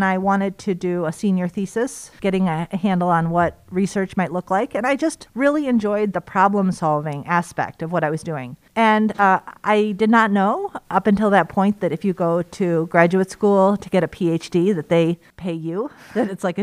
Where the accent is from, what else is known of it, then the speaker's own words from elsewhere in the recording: Chicago, Illinois, United States; moved away as an adult; now in Madison, United States; I'm from Chicago